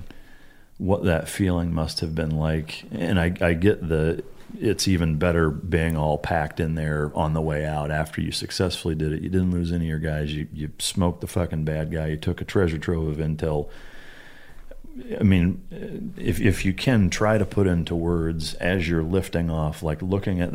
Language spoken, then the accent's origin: English; Iowa, United States; moved away; I'm from Iowa originally